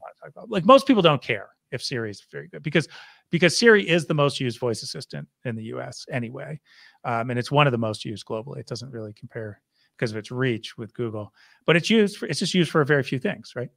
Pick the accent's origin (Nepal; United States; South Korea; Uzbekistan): United States; Syracuse, New York; I grew up in Syracuse, New York.